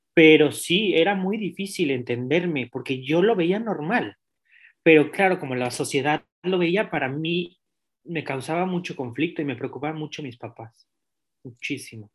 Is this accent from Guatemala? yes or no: no; Mexico City, Mexico; moved away; also born or lived in Europe; mi infancia se transmonta a 1991, el soy de la Ciudad de México, del Distrito Federal, antes llamado.